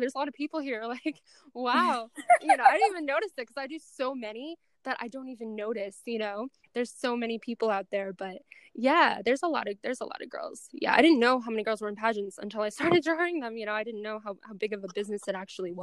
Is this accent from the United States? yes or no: yes; Boston, Massachusetts, United States; I'm from Boston.